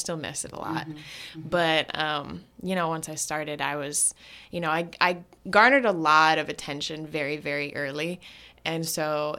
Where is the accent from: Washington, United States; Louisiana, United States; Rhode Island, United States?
Washington, United States; Tacoma; also born or lived in Berkeley, California; I grew up in Tacoma, Washington. I was born in Berkeley, California.